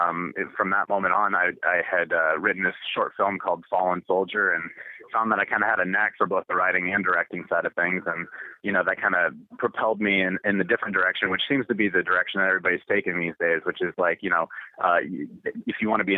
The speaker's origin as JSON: {"language": "English", "town": "Sacramento", "region": "California", "country": "United States", "said": "Sacramento, California."}